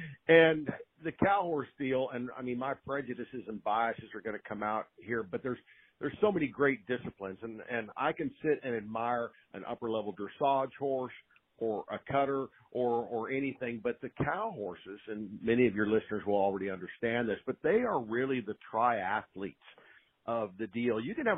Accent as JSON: {"language": "English", "region": "West Coast", "country": "United States", "tie": "born or raised there", "said": "how thankful I am now that I grew up on the West Coast and had the opportunity to be around great horses and great horsemen and horsewomen"}